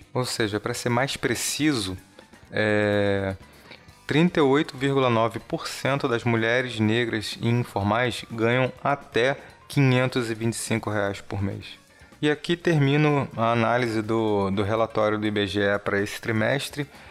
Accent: Brazil; você como brasileiro, assim como eu

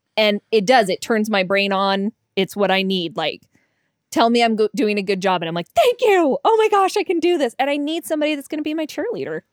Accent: Denver, Colorado, United States; now in Utah, United States; I'm from Denver

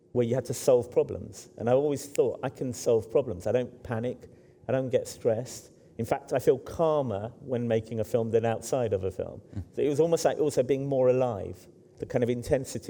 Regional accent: London, United Kingdom; I grew up in Hackney, which is now very kind of cool and wealthy.

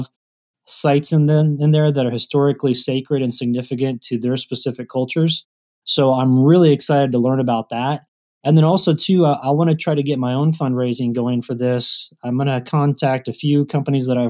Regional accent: Kansas, United States; moved away; if I'm coming from Kansas where I grew up

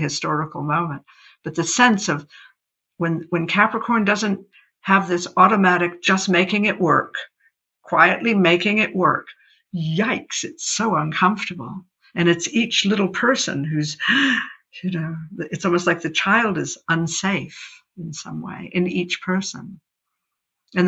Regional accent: United States; moved away as an adult; I grew up in America as an astrologer

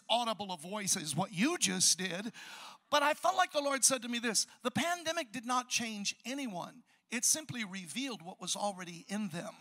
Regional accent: Chicago, Illinois, United States; I'm from Chicago, the south side, where you hear about all the homicide and everything going down

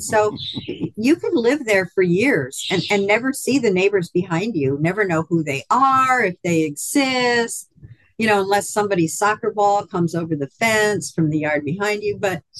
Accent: East Coast, United States; now in Hot Springs Village, United States; I was raised on the East Coast and lived on the West Coast for a long time.

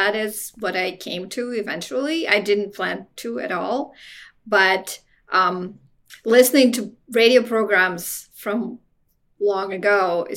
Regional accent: Moscow, Russia; moved away as an adult; also born or lived in United States; I was born in Moscow, and I was one of the first students to enter the United States as a college student

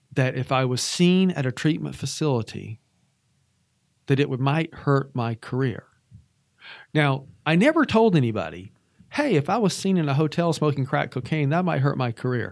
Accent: Atlanta, Georgia, United States; moved away as an adult; also born or lived in Arizona / Montana / Washington State / Oregon; was born and raised in Atlanta, Georgia.

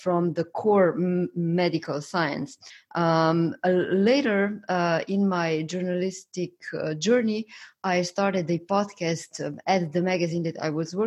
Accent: Slovenia; I come from Slovenia and we have a public healthcare system.

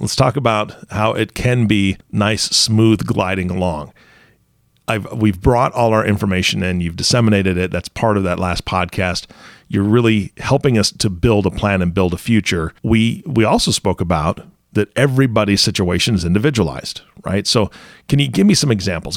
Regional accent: Washington, United States; I grew up in Washington State around water all the time

